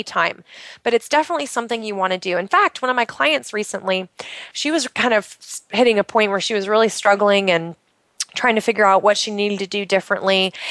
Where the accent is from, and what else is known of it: Pacific Northwest, United States; born or raised there; moved away